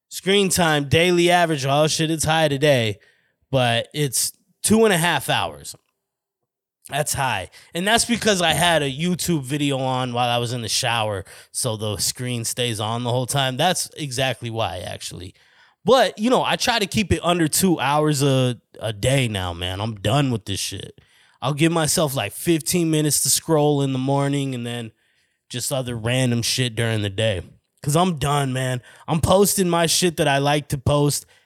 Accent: Flagstaff, Arizona, United States; moved away as an adult; now in Phoenix, United States; the reason I moved from Flagstaff to Phoenix was, like, I felt like I was agoraphobic, but not for a, my house, for my hometown

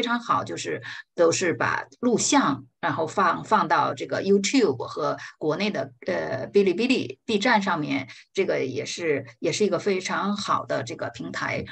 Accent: China; 我们中国人

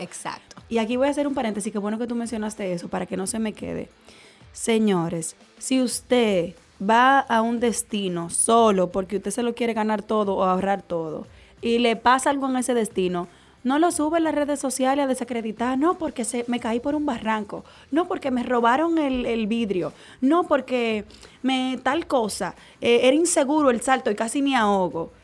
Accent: Dominican Republic; como dominicanos y como caribeños y como latinos

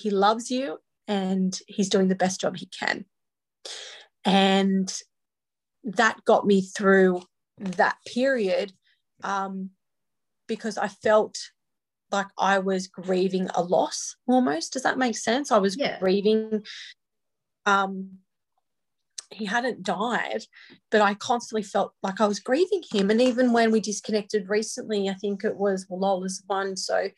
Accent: Newcastle, New South Wales, Australia; I grew up in Newcastle, New South Wales. I have been here my entire life.

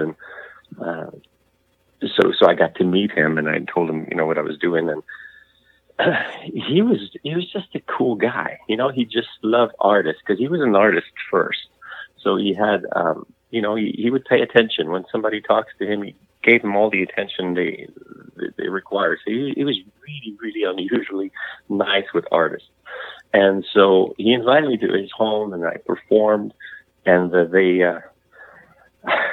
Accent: Montreal, Quebec, Canada; So that's where I come from. I was born in Montreal.

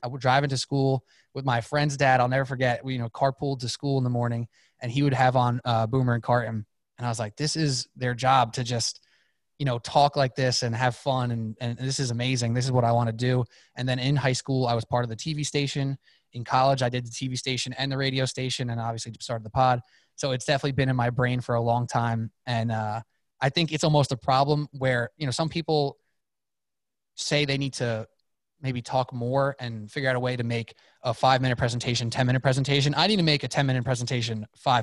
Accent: New York, United States; I'm from New York

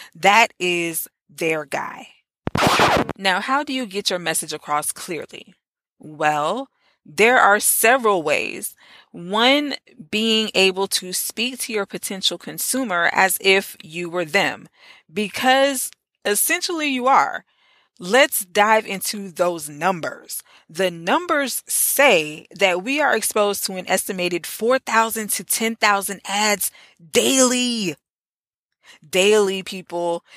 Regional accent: Orlando, Florida, United States; in the great Orlando, Florida. It was only right that I start off this series in my hometown.

